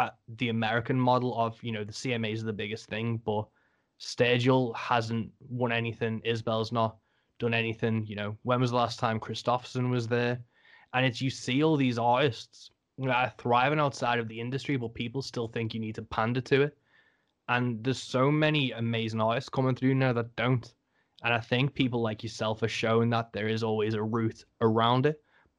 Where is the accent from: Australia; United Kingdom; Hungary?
United Kingdom; England; I'm English